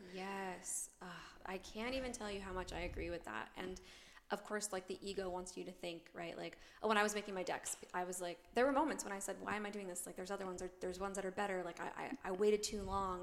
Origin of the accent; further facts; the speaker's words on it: New York, United States; moved away as an adult; also born or lived in Claremont, California; now in Arizona, United States; I'm originally from the East Coast. I'm from New York.